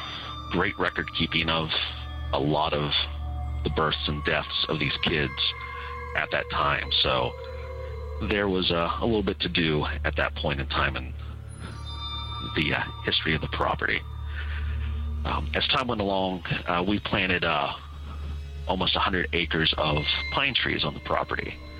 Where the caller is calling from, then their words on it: Ohio, United States; I am from the Central Ohio area.